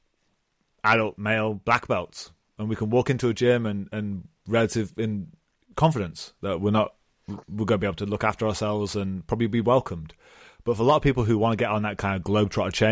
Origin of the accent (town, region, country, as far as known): United Kingdom; born or raised there